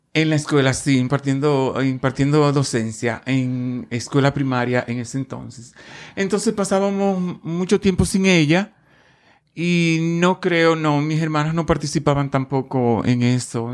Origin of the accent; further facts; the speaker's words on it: Baní, Peravia, Dominican Republic; also born or lived in Boston, Massachusetts / Salem, Massachusetts; now in Rhode Island, United States; Nací en Baní, República Dominicana, hace ya muchos años